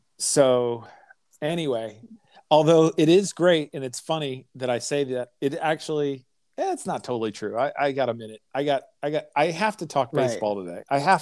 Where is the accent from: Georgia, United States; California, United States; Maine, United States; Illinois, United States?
Illinois, United States; Chicago; I was born in Chicago.